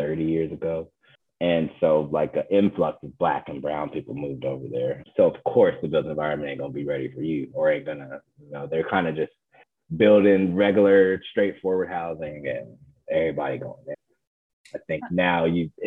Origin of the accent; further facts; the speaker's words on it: Moreno Valley, California, United States; I'm from Moreno Valley, California.